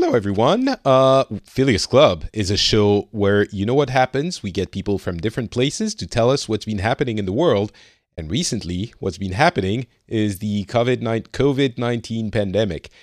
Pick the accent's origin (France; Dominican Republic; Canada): France; now in Finland; I'm from France